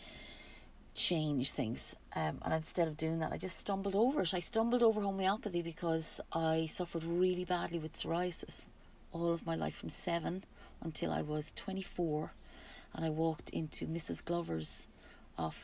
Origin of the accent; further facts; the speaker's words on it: the middle of Ireland, Midlands, Ireland; also born or lived in Galway, Ireland; now in Spain; I was born in the west of Ireland, in Galway, and raised in a beautiful part of the middle, right in the middle of Ireland, near the bogs